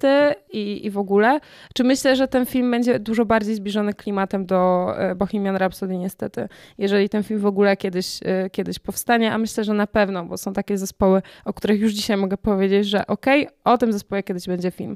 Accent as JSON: {"language": "Polish", "town": "Katowice", "region": "Silesian Voivodeship", "country": "Poland", "tie": "born or raised there", "said": "jestem z Katowic"}